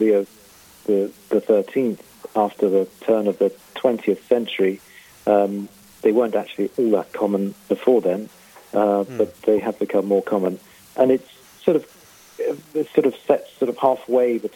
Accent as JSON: {"language": "English", "town": "Canterbury", "region": "South East England", "country": "United Kingdom", "moved": "yes", "lives_now": "Rome, Italy", "said": "I come from Canterbury in England originally"}